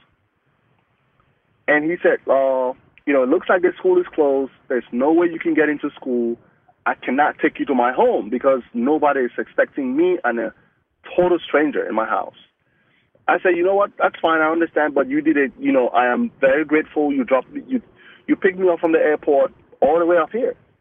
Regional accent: Cameroon; first language Mungaka; English is a second language; moved away as an adult; now in United States; I'm from West Africa. I just came into the country for the first time.

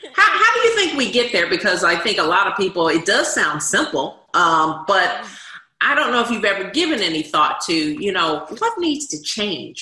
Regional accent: Washington, District of Columbia, United States; When I grew up in Washington D.C., we had something called the Officer Friendly Program

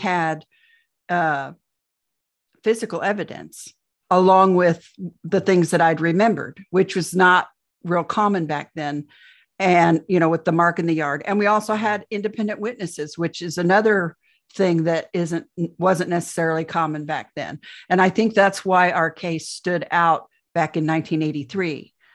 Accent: Indiana, United States; I'm from Indiana, Midwest girl, born and raised, never went anywhere else

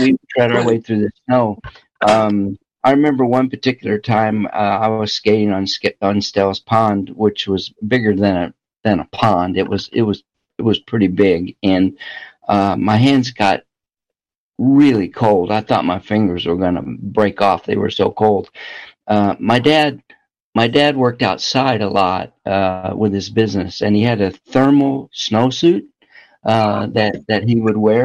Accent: Southern Illinois, United States; I grew up in Southern Illinois

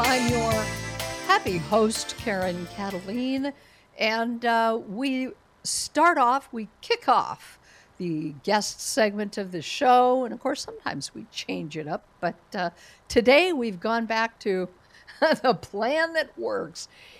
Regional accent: Colorado, United States; moved away; I don't even live in Colorado anymore, but Colorado's my home state.

